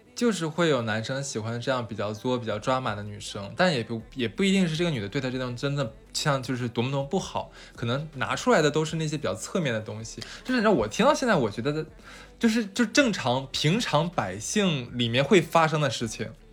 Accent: Northeast China, China; 我说我们东北的话就要挨打的。

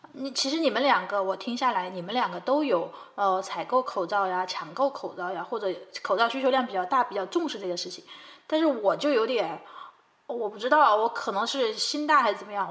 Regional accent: Chongqing, China; 我们都是重庆的

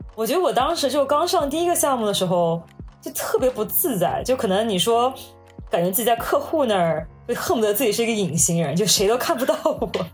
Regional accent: Hangzhou, Zhejiang, China; moved away as an adult; now in New York, United States; 我虽然家里就是都不是杭州人，但我从小是杭州长大的

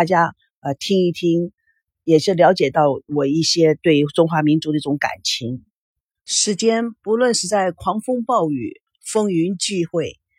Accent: United States; also born or lived in Taiwan; now in China; 就说我是从美国来的，美国到了台湾，美国到了大陆，然后在美国。到了台湾以后，在台湾拍戏，在台湾成立了龙族剧院

